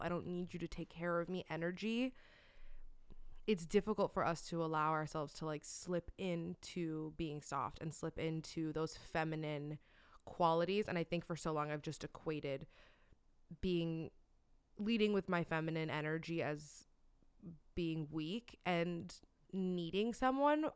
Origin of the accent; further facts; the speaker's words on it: Miami, Florida, United States; moved away; growing up in Miami, like, I was super girly